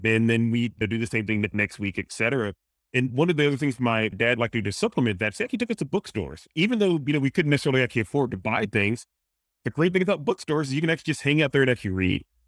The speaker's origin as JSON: {"language": "English", "region": "Mississippi", "country": "United States", "tie": "born or raised there", "accent": "Louisiana, Mississippi, Cajun", "said": "I grew up in a in Mississippi"}